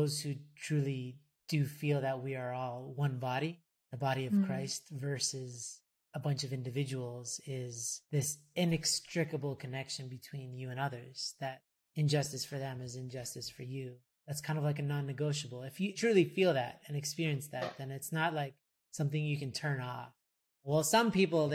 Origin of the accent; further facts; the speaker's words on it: Toronto, Ontario, Canada; I was born and raised in Toronto.